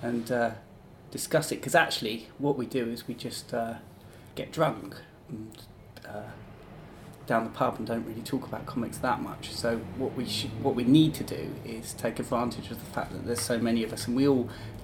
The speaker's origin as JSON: {"language": "English", "area": "Kent", "region": "South East England", "country": "United Kingdom", "tie": "born or raised there", "also_born_or_lived": "Leeds", "moved": "as an adult", "lives_now": "Brighton, United Kingdom", "said": "I grew up in Kent, and then I went to university in Leeds, which is where Thought Bubble was, and I stayed there for 10 years."}